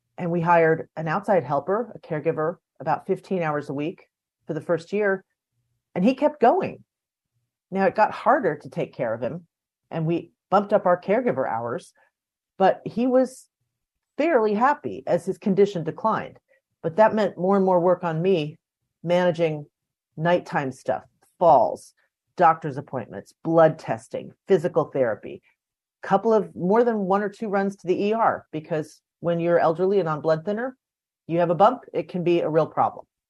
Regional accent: D.C., District of Columbia, United States; I grew up outside Washington, D.C., in the suburbs

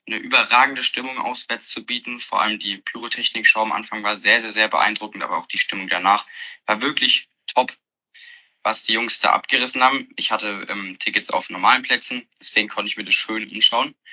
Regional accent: Heidelberg, Baden-Württemberg, Germany; Ich bin jetzt 17 Jahre alt und FC-Fan und auch Mitglied seit meiner Geburt. Ich komme aus Heidelberg, das ist in Baden-Württemberg

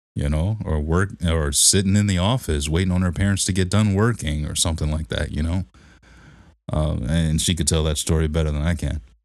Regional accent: Detroit, Michigan, United States; growing up in Detroit, you were nothing but Christian

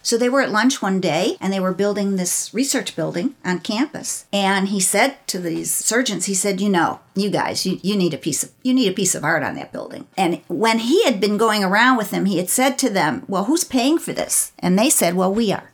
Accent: Chicago, Illinois, United States; also born or lived in Los Angeles; now in St. Petersburg, United States; I grew up in Chicago

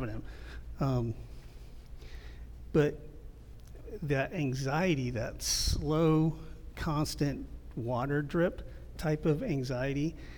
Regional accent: Midwest, United States; moved away; also born or lived in Ohio; I grew up in the Midwest

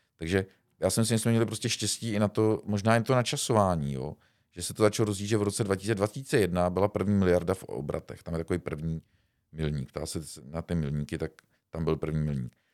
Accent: Czechia; jsme Češi

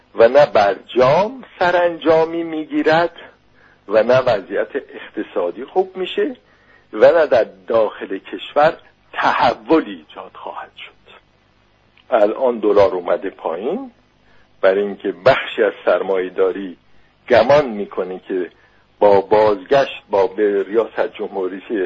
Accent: Iran; من به عنوان یک ایرانی

